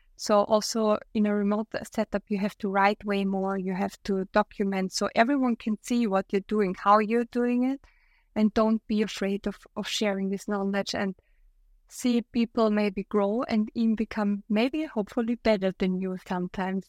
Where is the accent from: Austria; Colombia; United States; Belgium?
Austria; I'm from Austria, my partner lives in Germany